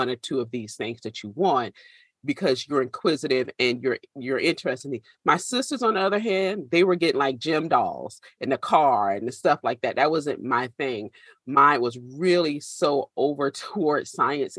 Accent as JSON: {"language": "English", "region": "South Carolina", "country": "United States", "tie": "born or raised there", "said": "it was 1989, September 21st, a Category 5 hurricane named Hugo hit the state of South Carolina. And we lived just far enough inland"}